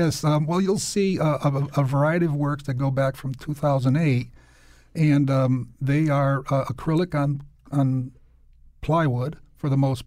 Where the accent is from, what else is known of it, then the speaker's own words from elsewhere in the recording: New Britain, Connecticut, United States; also born or lived in Hartford; Yeah, I was actually born in Hartford, but then immediately we moved to New Britain, and I'm from a family of 10